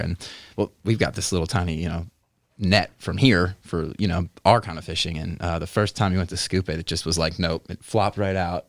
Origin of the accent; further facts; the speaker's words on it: Philadelphia, Pennsylvania, United States; moved away; I grew up in a not so pretty place. Uh, I was born in Philadelphia, Pennsylvania